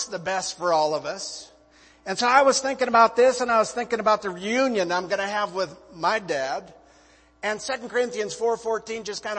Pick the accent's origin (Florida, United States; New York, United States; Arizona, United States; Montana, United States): Montana, United States; moved away as an adult; also born or lived in North Myrtle Beach, South Carolina; Liz and I were both born and raised in Montana, big sky country